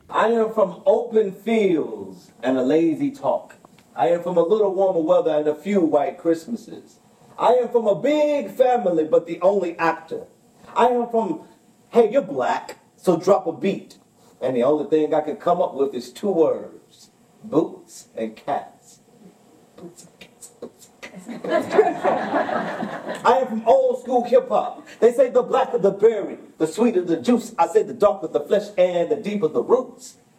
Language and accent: English; Alabama, United States; now in Minnesota, United States; I am from the country. I am from Alabama.